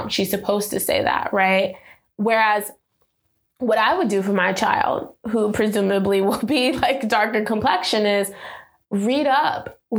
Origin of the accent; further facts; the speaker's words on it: New York, United States; so we went to Jones Beach, uh, which is like I think Long Island because we're from New York